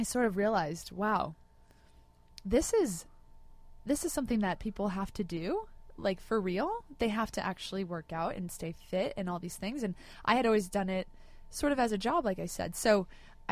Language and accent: English; Laguna Beach, California, United States; I grew up in Laguna Beach.